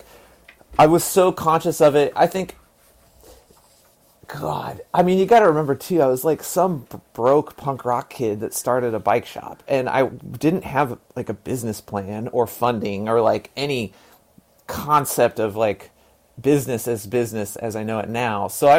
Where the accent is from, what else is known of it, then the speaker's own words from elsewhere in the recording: Texas, United States; born there; I was born in Texas. My dad was born in Piggott, Arkansas, in eastern Arkansas.